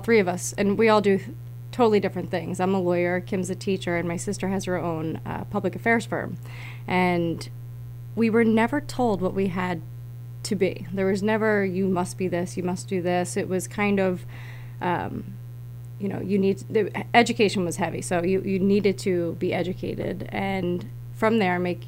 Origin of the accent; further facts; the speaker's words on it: Yardley, Pennsylvania, United States; I grew up in Yardley